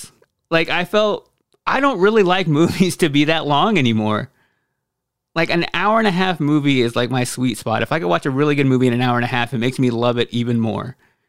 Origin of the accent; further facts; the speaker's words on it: Michigan, United States; I'm a casual coffee drinker. I grew up in Michigan, so my favorite is Bigby.